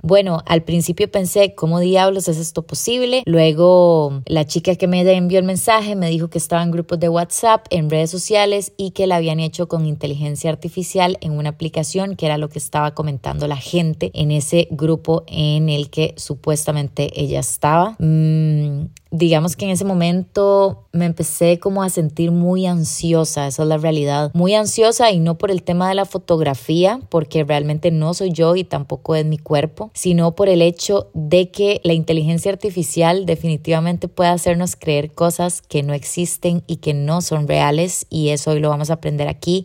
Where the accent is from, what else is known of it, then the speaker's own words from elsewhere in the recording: Costa Rica; como sociedad costarricense